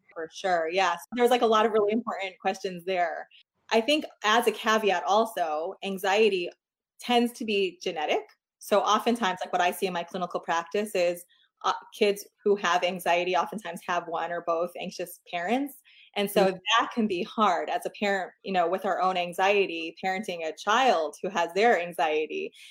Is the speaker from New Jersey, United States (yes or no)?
no; New York, United States; moved away as an adult; now in Portland, United States; I'm from New York originally. We moved to Portland, Oregon six years ago